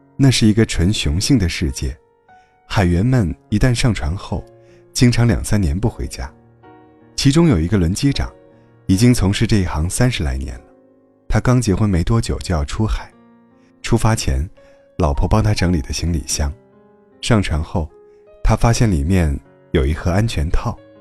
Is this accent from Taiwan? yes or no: no; Hebei, China; moved away as an adult; now in Xi'an, China; 我老家是河北的